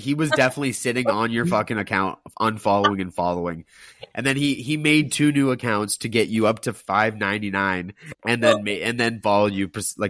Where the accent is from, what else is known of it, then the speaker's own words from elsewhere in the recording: Ontario, Canada; I'm from Ontario.